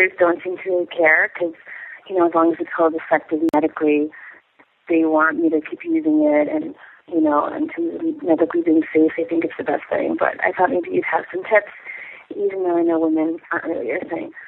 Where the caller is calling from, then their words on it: Israel; Hi, I'm actually calling from Israel.